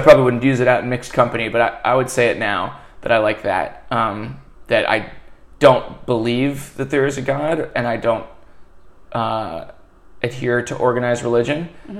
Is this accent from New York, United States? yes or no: no; Northern Virginia, United States; moved away; I grew up Methodist. I grew up in Northern Virginia in a pretty, I would say, socially conservative, politically almost liberal county.